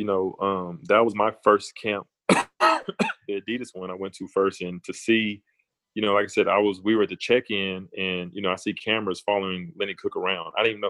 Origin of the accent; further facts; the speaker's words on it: Tyler, Texas, United States; moved away as an adult; also born or lived in Cincinnati; I'm from East Texas. I'm from Tyler, man.